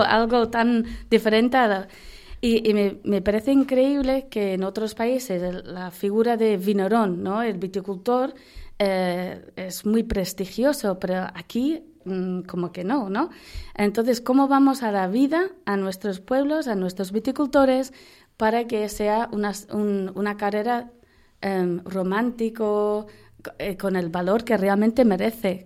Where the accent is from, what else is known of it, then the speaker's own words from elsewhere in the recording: United Kingdom; accent: British; Spanish is a second language; moved away as an adult; also born or lived in Valladolid; now in Spain; como se ve por la voz, por el acento y por el nombre, pues sigo siendo giri, sigo siendo británica